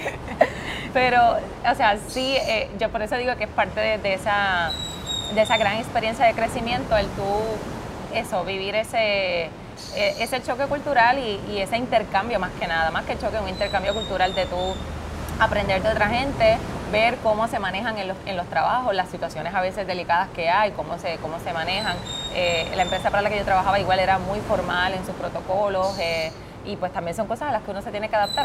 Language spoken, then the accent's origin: Spanish; Utuado, Puerto Rico; moved away as an adult; also born or lived in New York; yo soy de Utuado